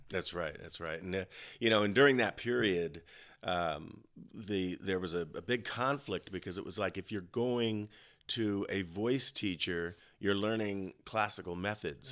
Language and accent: English; Colorado, United States; I grew up in Colorado